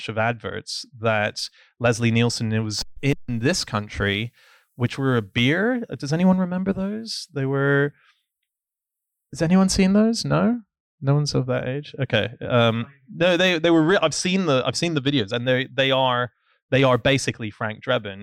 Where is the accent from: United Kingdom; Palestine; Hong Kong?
Hong Kong; I grew up in Hong Kong